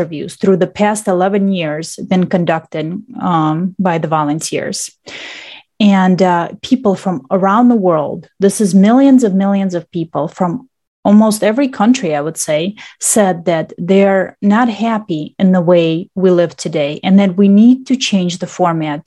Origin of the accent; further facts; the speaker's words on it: Russia; also born or lived in Michigan, United States; now in Detroit, United States; I was born in Russia, and then I moved here, and I've been living actually in Michigan ever since I moved to the United States.